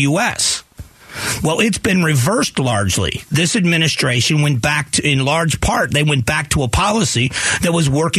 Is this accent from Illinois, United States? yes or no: no; Fort Myers, Florida, United States; now in Arizona, United States; Fort Myers, where I grew up